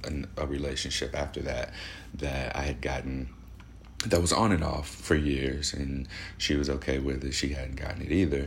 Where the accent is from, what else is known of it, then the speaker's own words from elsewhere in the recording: St. Louis, Missouri, United States; moved away as an adult; now in Portland, United States; I am at home in St. Louis, Missouri.